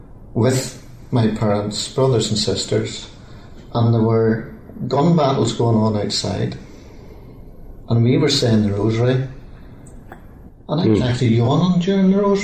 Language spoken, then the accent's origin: English; Belfast, Northern Ireland, United Kingdom; I'm born in Belfast as well